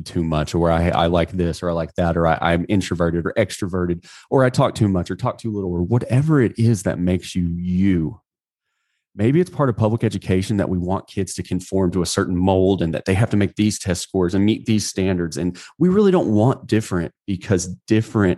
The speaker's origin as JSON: {"language": "English", "country": "United States", "said": "I'm an American"}